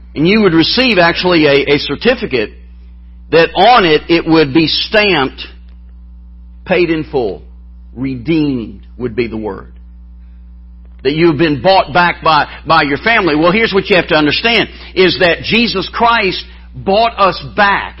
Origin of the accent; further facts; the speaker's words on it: Alabama, United States; accent: southern; I'm from the South